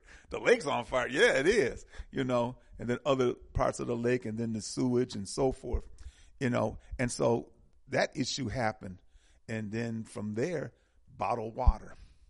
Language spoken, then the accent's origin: English; Milwaukee, Wisconsin, United States; I'm from Milwaukee